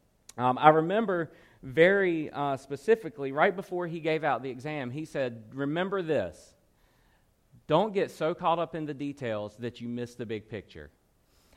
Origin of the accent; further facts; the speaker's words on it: Roanoke Rapids, North Carolina, United States; moved away; I'm originally from Roanoke Rapids, North Carolina